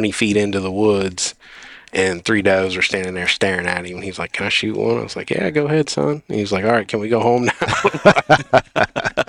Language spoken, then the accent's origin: English; Speedway area, Claiborne County, Tennessee, United States; also born or lived in Colorado; I grew up in the Speedway area, Claiborne County, Tennessee